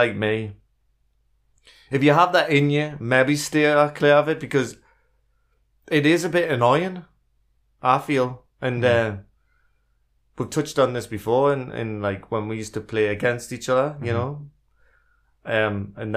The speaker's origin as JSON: {"language": "English", "country": "United Kingdom", "said": "being British"}